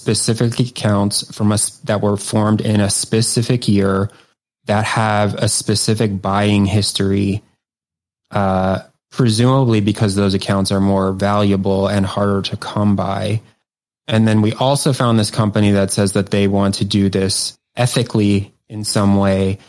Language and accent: English; Maryland, United States; I'm from Maryland